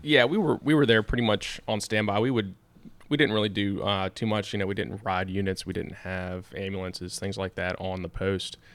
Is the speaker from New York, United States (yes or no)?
no; Hanover County, Virginia, United States; I grew up in Hanover